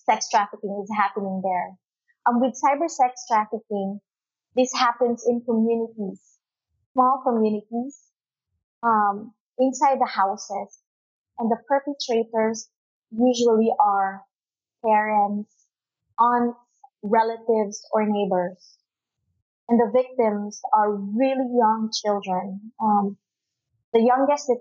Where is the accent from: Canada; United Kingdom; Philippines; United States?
Philippines; Cebu City, Central Visayas; I've been here since I was born, and I grew up in Cebu